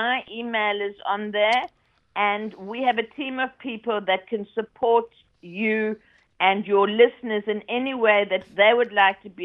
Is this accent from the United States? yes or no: no; South Africa; now in United Kingdom; I'm a South African